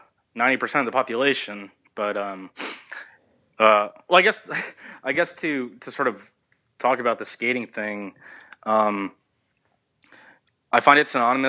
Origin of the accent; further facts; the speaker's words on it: Southern California, United States; I grew up in Southern California